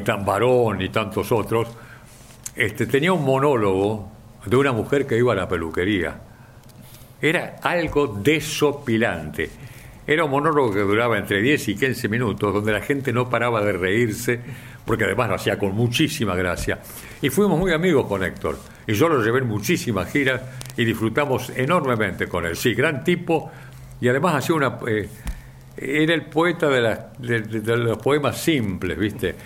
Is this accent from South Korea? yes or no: no; Rosario, Santa Fe, Argentina; also born or lived in San Miguel, Buenos Aires Province; now in Buenos Aires Province, Argentina; Cuando mis viejos se mudan de Rosario a San Miguel, acá en la provincia de Buenos Aires